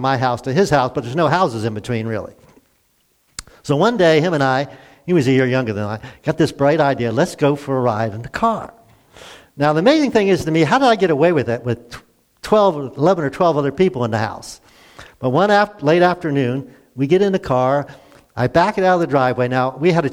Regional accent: Glen Burnie, Maryland, United States; I grew up in Glen Burnie, a suburb of Baltimore

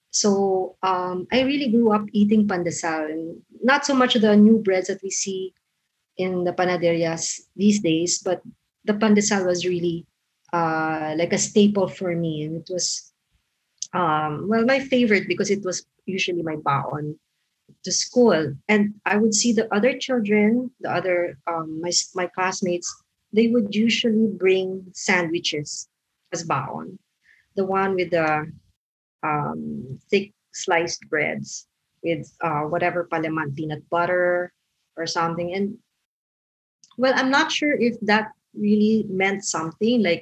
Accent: Quezon City, Metro Manila, Philippines; moved away; I grew up in Quezon City, in a well middle class community in Cubao

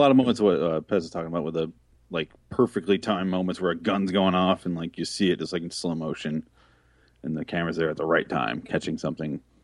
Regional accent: Michigan, United States; now in Arizona, United States; I'm from Michigan

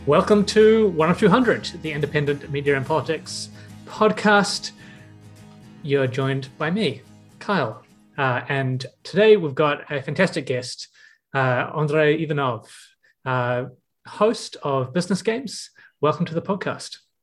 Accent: Auckland, New Zealand; how many of us in this space are from out west

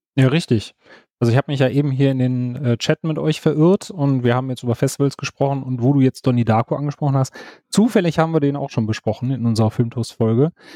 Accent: Wuppertal, North Rhine-Westphalia, Germany; now in Cologne, Germany; ich bin äh, Kölner mittlerweile, gebürtige Wuppertaler, jetzt Kölner

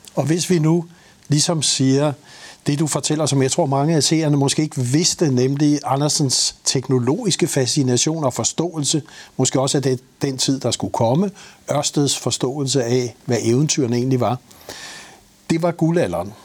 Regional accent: Denmark

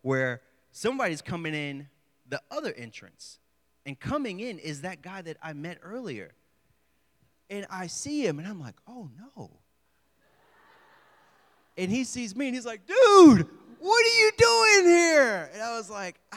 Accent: Houston, Texas, United States; moved away as an adult; also born or lived in the South; now in Morgantown, United States

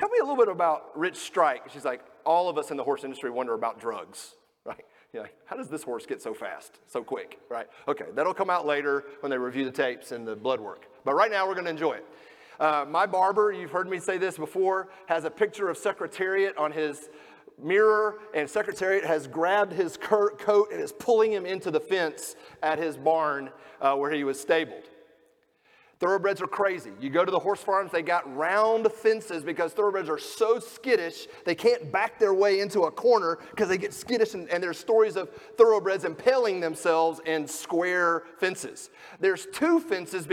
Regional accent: Georgia, United States; now in Kentucky, United States; I grew up in Georgia

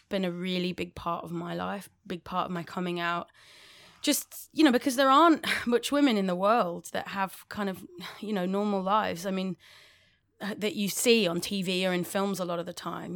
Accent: London, United Kingdom; accent: English

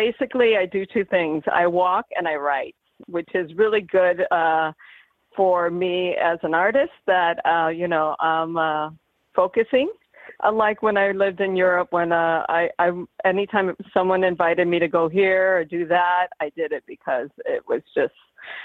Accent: Chicago, Illinois, United States; now in Pittsburgh, United States; When I was growing up in Chicago in the 1970s

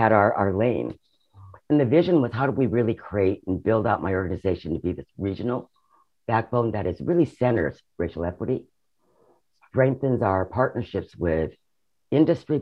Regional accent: Seattle, Washington, United States; I'm one of the original born and raised in Seattle folks

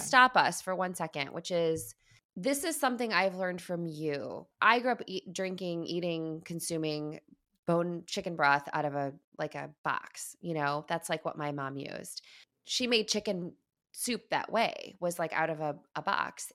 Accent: Midwest, United States; moved away; also born or lived in East Coast, United States / West Coast, United States; I, I grew up in the Midwest, I moved to the East, I was, moved to the West Coast almost twenty years ago.

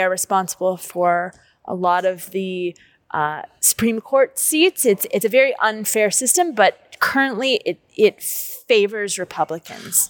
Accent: Los Angeles, California, United States; moved away as an adult; also born or lived in Japan; now in Prague, Czechia; I'm from Los Angeles

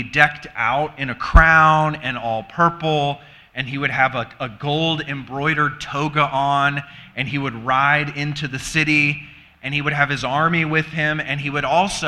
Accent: the South, United States; moved away as an adult; also born or lived in Virginia; now in Michigan, United States; We're from the South and ministered in the South

